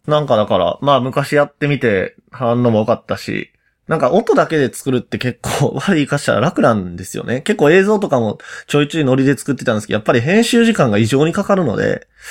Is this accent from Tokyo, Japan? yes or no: no; Osaka, Japan; 僕ら大阪出身の幼馴染二人